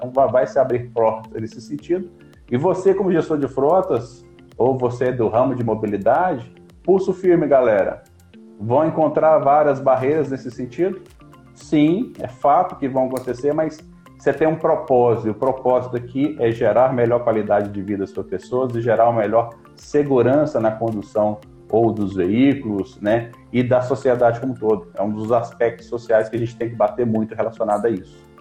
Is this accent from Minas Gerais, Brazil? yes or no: yes; Belo Horizonte, Minas Gerais, Brazil; Eu sou natural de Belo Horizonte, mineiro, né, comedor de pão de queijo